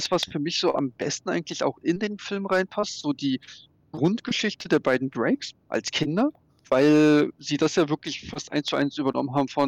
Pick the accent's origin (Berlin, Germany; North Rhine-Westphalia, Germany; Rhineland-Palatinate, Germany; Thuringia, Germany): Berlin, Germany; wenn du ja, Berliner also ich, bist